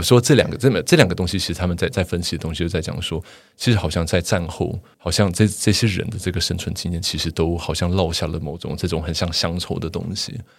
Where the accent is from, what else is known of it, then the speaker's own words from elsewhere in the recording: Taiwan; 我们作为台湾人